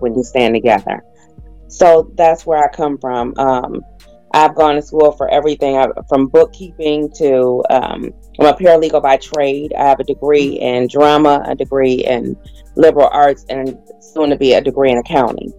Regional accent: Rockford, Illinois, United States; I was raised in Illinois, a little town called Rockford, about 90 miles away from Chicago

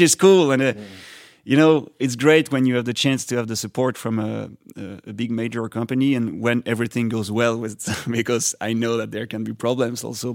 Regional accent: France; first language French; English is a second language; I come from France

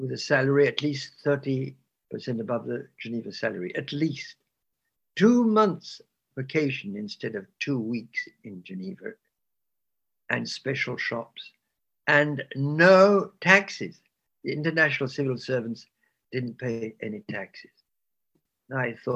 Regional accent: England, United Kingdom; So I was raised in England during the war

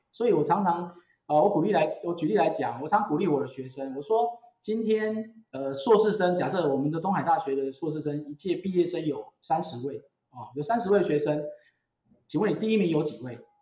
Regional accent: Taiwan; also born or lived in United States; 我回来台湾之后

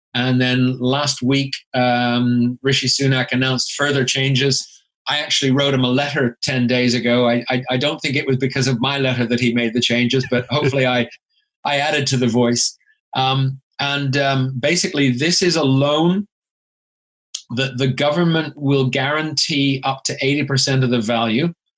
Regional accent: Canada; moved away as an adult; now in United Kingdom; I'm originally from Canada, hence the accent

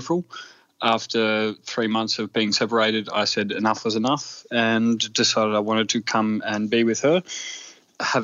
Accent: Melbourne, Victoria, Australia; moved away as an adult; now in Berlin, Germany; the employer that I worked for back home in Melbourne

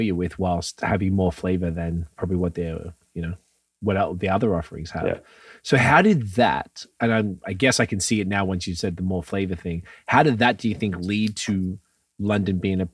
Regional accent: Melbourne, Victoria, Australia; moved away as an adult; also born or lived in Montreal / Toronto; now in Canada; I'm from Melbourne, Australia

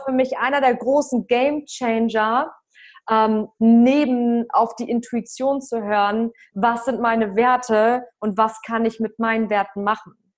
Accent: Lübeck, Schleswig-Holstein, Germany; moved away as an adult; also born or lived in Frankfurt; ich komme aus Travemünde

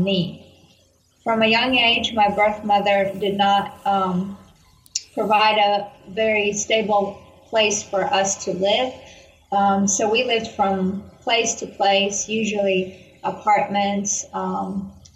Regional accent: Kyiv, Ukraine; I grew up in Kyiv, Ukraine

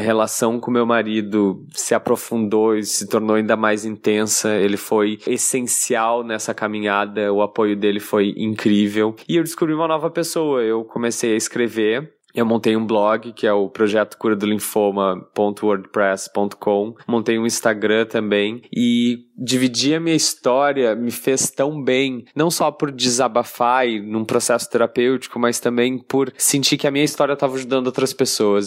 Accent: Porto Alegre, Rio Grande do Sul, Brazil; accent: Porto Alegre; now in Rio de Janeiro, Brazil; eu moro no Rio, mas obviamente meu sotaque denuncia que eu sou de Porto Alegre

